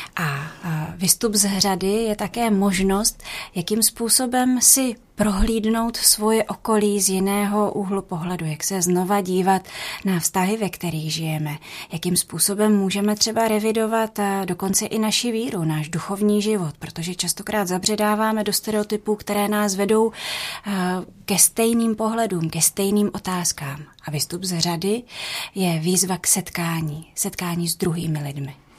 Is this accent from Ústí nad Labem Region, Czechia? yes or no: yes; Louny, Ústí nad Labem Region, Czechia; já jsem se narodila v Lounech